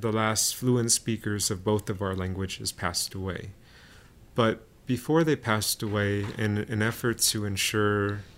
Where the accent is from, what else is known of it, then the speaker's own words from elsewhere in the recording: southern Oakland, San Leandro, Hayward, California, United States; San Leandro Creek and San Lorenzo Creeks in southern Oakland, San Leandro, Hayward. That's where I grew up